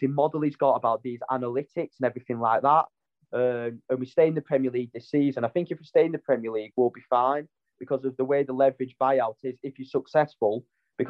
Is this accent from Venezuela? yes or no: no; Wigan, North West England, United Kingdom; My hometown's Wigan.